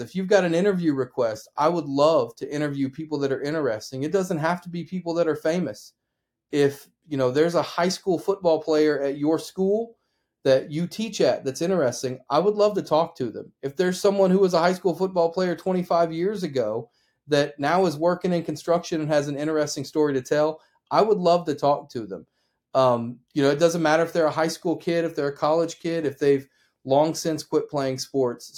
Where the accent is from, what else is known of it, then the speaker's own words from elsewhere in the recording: Oklahoma, United States; also born or lived in Ulysses, Kansas; I was born in Ulysses, Kansas, nineteen eighty-two. grew up in Oklahoma.